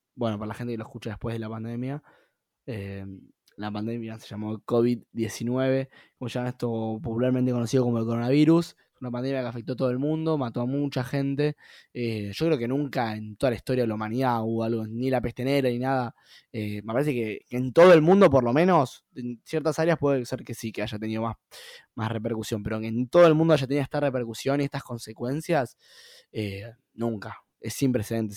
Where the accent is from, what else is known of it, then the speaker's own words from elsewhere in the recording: Argentina; soy un argentino más